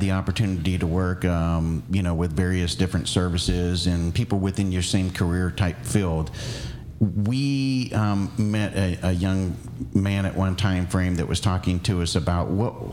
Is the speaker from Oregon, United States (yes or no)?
no; Florida, United States; moved away; I'm from Florida